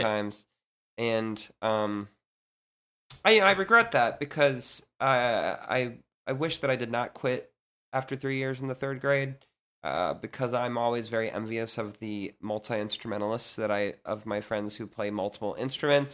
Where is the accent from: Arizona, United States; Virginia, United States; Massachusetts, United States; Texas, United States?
Virginia, United States; Leesburg; I grew up in Leesburg, Virginia